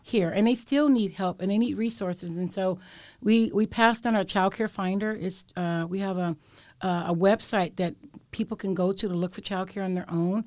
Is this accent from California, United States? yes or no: yes; San Francisco, California, United States; I was born and raised in Bayview Hunters Point, and I am a sixth generation San Franciscan